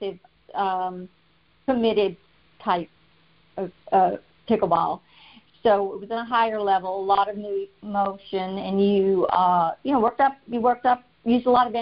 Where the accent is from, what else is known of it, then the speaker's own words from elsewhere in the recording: South Louisiana, United States; moved away as an adult; now in Texas, United States; I grew up in South Louisiana and danced a lot growing up because people down there dance a lot